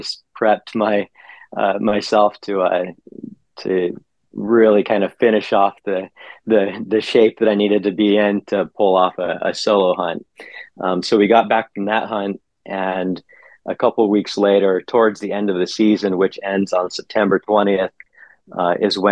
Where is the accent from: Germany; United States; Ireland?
United States; Southeast Alaska; I was born and raised here in Southeast Alaska is where I grew up